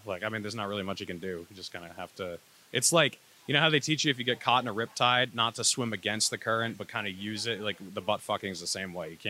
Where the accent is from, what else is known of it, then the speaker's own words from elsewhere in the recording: New Hampshire, United States; moved away as an adult; also born or lived in Utah; I was born and raised in New Hampshire